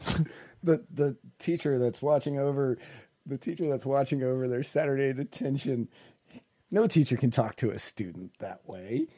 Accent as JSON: {"language": "English", "region": "Virginia", "country": "United States", "tie": "born or raised there", "said": "I grew up in Virginia"}